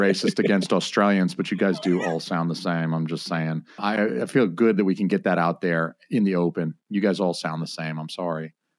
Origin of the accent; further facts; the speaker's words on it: United States; as an American